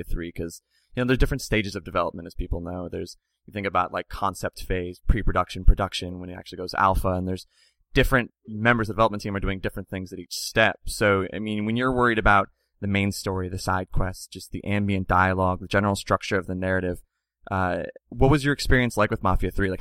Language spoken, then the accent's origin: English; Pittsburgh, Pennsylvania, United States; now in Jacksonville, United States; I'm like a Pittsburgh person